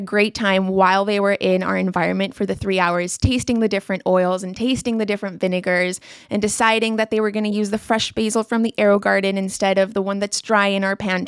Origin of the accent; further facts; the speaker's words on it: Colombia; also born or lived in Singapore; Growing up in Colombia, you can find sushi nowadays, but when I was young, sushi I don't think existed back then.